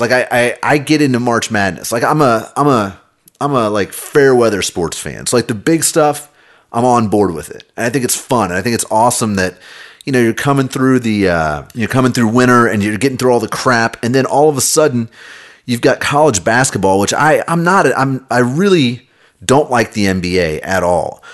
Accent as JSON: {"language": "English", "town": "Kansas City", "region": "Missouri", "country": "United States", "tie": "born or raised there", "said": "I grew up in Kansas City."}